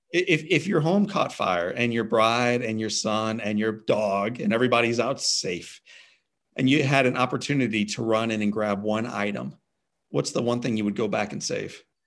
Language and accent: English; St. Louis, Missouri, United States; My hometown of Saint Louis is an awesome baseball town.